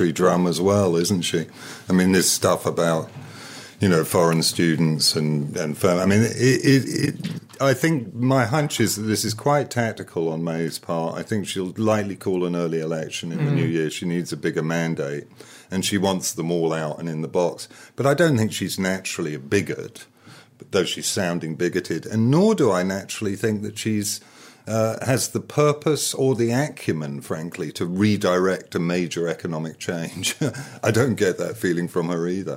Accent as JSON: {"language": "English", "country": "United States", "moved": "yes", "lives_now": "United Kingdom", "said": "I'm American myself"}